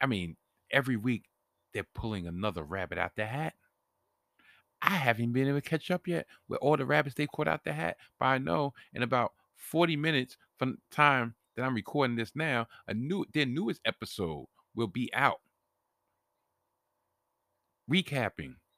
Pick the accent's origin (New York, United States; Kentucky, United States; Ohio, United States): New York, United States; as a New Yorker